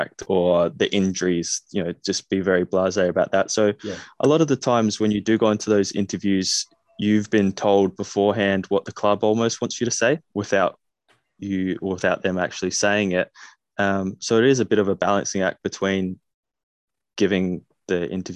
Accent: Australia; accent: Australian; moved away; growing up in Australia

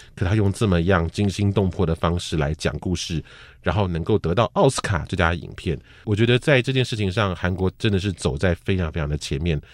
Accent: Taiwan; 我小时候的那个台湾

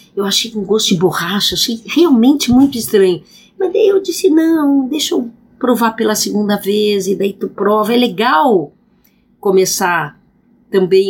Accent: Rio Grande do Sul, Brazil; eu sou gaúcha

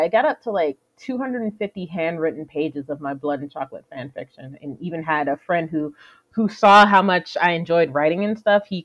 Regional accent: Atlanta, Georgia, United States; moved away as an adult; also born or lived in Jersey City, New Jersey / Alabama / Florida; now in Canada; I was born in... Jersey City, New Jersey, and then we moved down to Atlanta

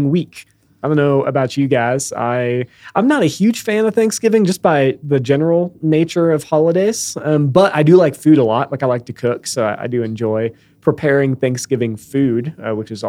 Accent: outside of Chicago, Illinois, United States; I grew up outside of Chicago

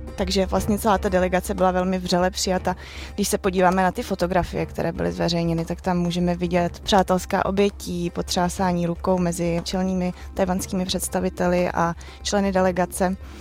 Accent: Czechia; jsem z České republiky

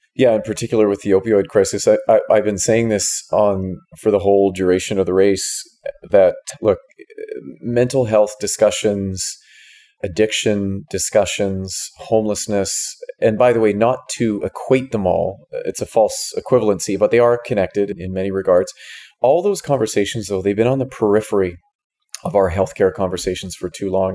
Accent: Victoria, British Columbia, Canada; moved away as an adult; now in Vancouver, Canada; I was born on Vancouver Island in Victoria. Spent the first almost 30 years of my life there

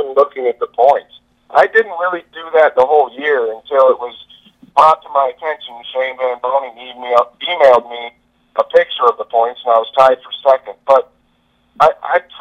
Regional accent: Des Moines, Iowa, United States; I grew up in Des Moines, Iowa

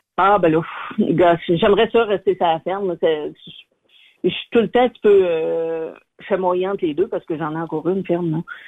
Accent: Abitibi, Quebec, Canada; je suis native de l'Abitibi

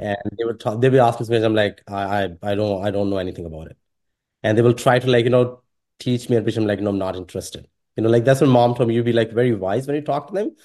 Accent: Pakistan; English is a second language; moved away; also born or lived in Sri Lanka; growing up in Pakistan

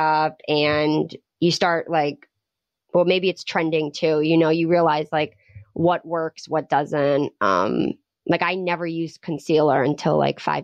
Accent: Rhode Island, United States; we grew up in Rhode Island

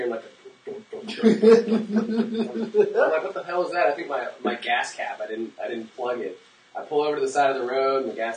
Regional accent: Texas, United States; I'm from Texas.

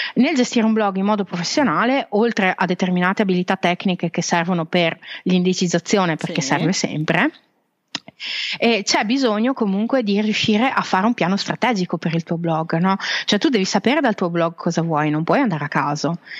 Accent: Veneto, Italy; also born or lived in Switzerland; now in Carpi, Italy; io sono veneta okay. di origine, ho vissuto in Svizzera

